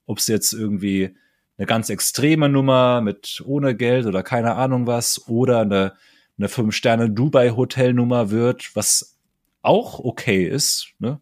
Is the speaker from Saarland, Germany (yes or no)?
yes; Saarland, Germany; im Saarland nicht. Kennen wir nicht bei uns hier